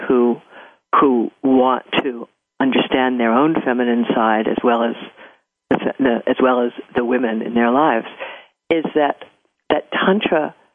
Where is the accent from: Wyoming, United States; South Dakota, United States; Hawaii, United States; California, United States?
California, United States; I'm from California and I love California.